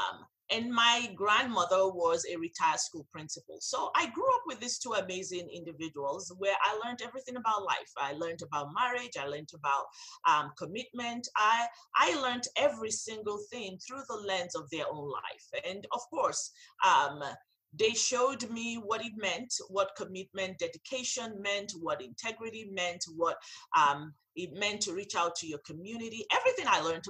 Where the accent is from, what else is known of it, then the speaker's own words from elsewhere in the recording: Nigeria; moved away; also born or lived in Phoenix, Arizona, United States; I was born in Phoenix, Arizona, and raised in Nigeria, Africa by my paternal grandparents